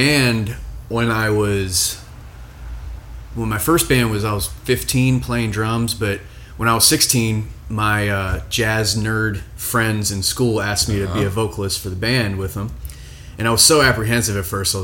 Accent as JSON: {"language": "English", "region": "Maryland", "country": "United States", "tie": "born or raised there", "also_born_or_lived": "Central Coast, California", "moved": "as an adult", "lives_now": "Portland, United States", "said": "I'm actually from Maryland originally"}